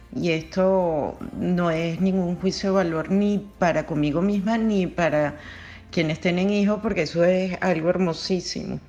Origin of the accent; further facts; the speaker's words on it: Caracas, Capital District, Venezuela; la escuela primaria y secundaria la hice en Caracas. Soy caraqueña de, nacimiento